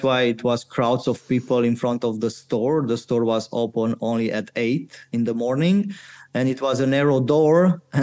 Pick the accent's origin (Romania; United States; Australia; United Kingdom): Romania; born or raised there